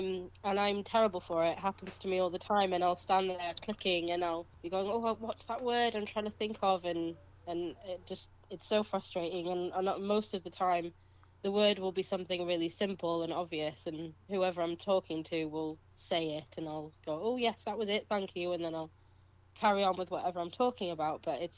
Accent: Kendal, North West England, United Kingdom; apart from one in April in my hometown of Kendal, which is

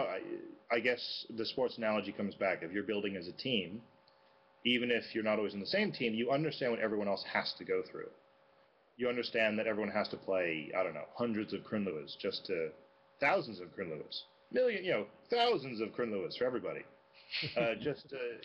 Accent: United States; as an American playing there

